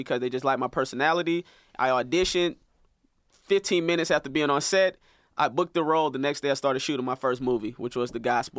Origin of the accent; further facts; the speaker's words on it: St. Petersburg, Florida, United States; moved away; also born or lived in Atlanta; this movie producer who's actually from my hometown, St. Pete.